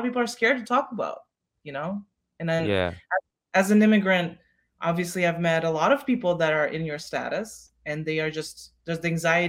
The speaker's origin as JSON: {"language": "English", "country": "Kazakhstan", "first_language": "Russian", "second_language": "English", "moved": "yes", "lives_now": "United States"}